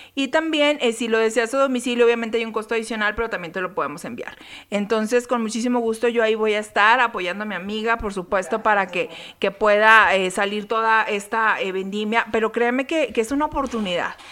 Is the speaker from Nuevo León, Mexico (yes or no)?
no; Saltillo, Coahuila, Mexico; en mi tierra